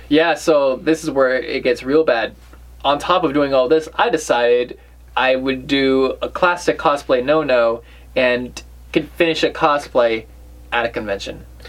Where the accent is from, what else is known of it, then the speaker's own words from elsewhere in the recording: New England, United States; we're from New England.